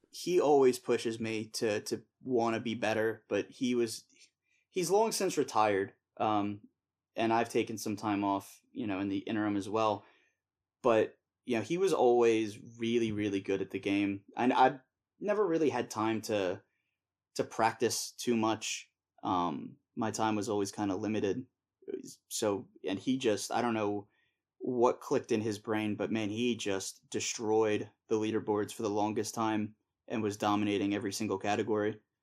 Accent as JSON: {"language": "English", "region": "Pennsylvania", "country": "United States", "said": "I am from the United States in, uh, Pennsylvania"}